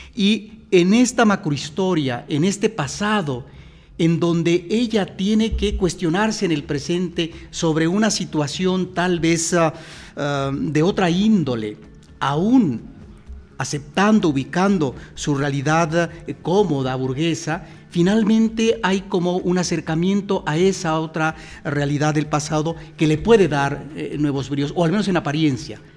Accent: Mexico; los mexicanos tenemos que regresar constantemente a eso que es la memoria de lo que sucede en nuestro país

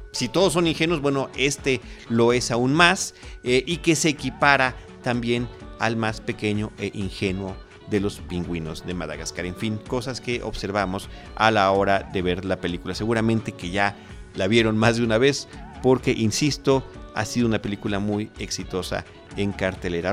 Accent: Mexico; me presenté como mexicano

